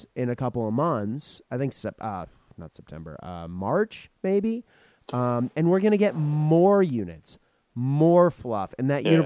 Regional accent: Japan; moved away; I grew up in Japan

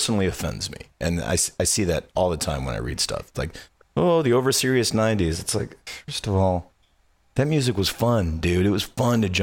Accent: Zion, Illinois, United States; I grew up outside of Chicago in a town called Zion, Illinois

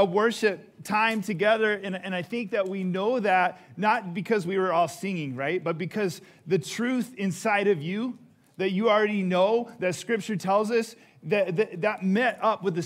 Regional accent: Houston, Texas, United States; moved away; I was in Houston, and it's my hometown

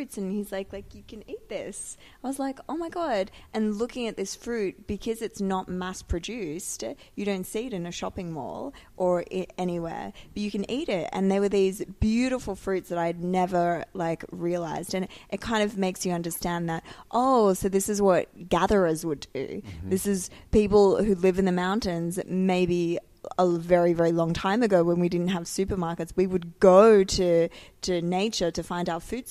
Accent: Sydney, New South Wales, Australia; moved away as an adult; now in Dubai, United Arab Emirates; growing up in Sydney, I lived in the ocean

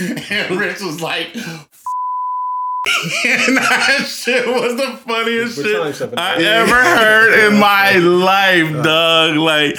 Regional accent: Ohio, United States; I'm from North Ohio.

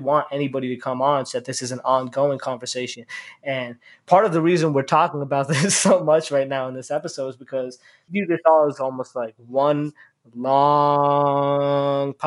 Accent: Boston, Massachusetts, United States; the Muslim community that I grew up with in the Boston area

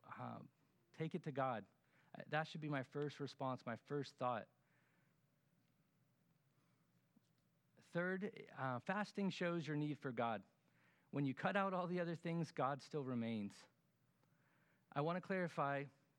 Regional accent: Florida, United States; us Floridians

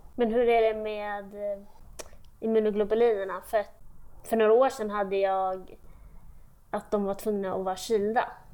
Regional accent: Sweden; also born or lived in Austria / Switzerland / Brazil; i Österrike, där jag är född. Och sen flyttade vi till Schweiz, och sen efter det Brasilien, och sen, eh, hem till Sverige, och då var jag fyra.

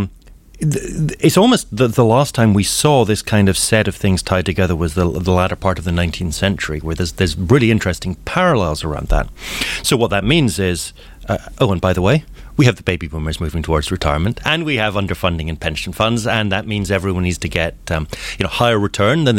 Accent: Scotland, United Kingdom; moved away as an adult; now in Seattle, United States; Born and raised in Scotland, lived a good part of my life in the UK

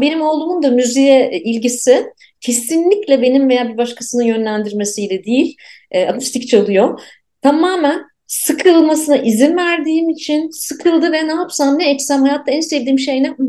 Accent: Ankara, Turkey; born or raised there

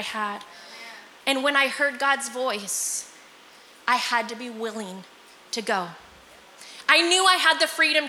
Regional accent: Visalia, California, United States; I'm from Visalia, Fresno, pretty close to here

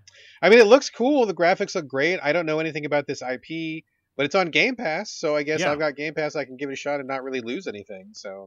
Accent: New Zealand; So anyway, my wife is a Kiwi. I'm a Kiwi.

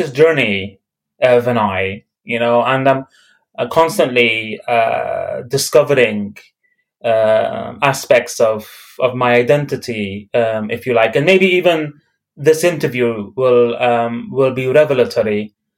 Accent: Dublin, Leinster, Ireland; also born or lived in Belfast, United Kingdom; So I was born in Belfast. I was raised in Dublin. And my parents, they migrated from Beirut to Belfast.

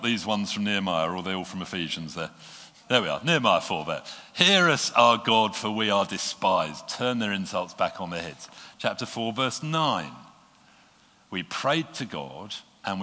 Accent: United Kingdom; being British

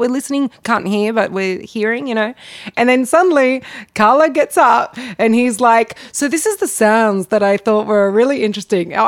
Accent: Parramatta, New South Wales, Australia; I'm from Parramatta

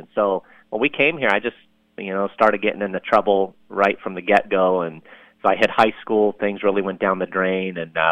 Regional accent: Lebanon; now in United States; I'm from Lebanon, as I mentioned a little bit ago, and mm-hmm. We immigrated here to the U.S. back in 1980. And before that, you know, I say I was born in Lebanon

